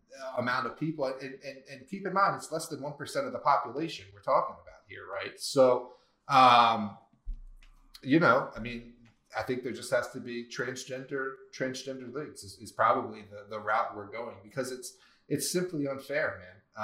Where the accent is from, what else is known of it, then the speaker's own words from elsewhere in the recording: East Coast, United States; I'm from the East Coast